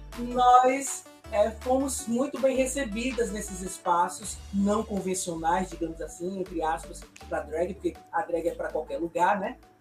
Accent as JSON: {"language": "Portuguese", "town": "Ilhéus", "region": "Bahia", "country": "Brazil", "said": "eu sou de Ilhéus, aqui no interior da Bahia, né? Litoral Sul"}